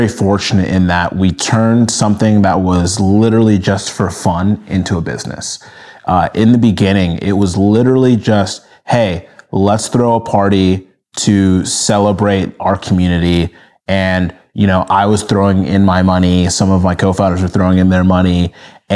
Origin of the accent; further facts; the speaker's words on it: Minnesota, United States; moved away as an adult; also born or lived in Nigeria; now in Los Angeles, United States; I was born in Nigeria, and then I grew up in Minnesota.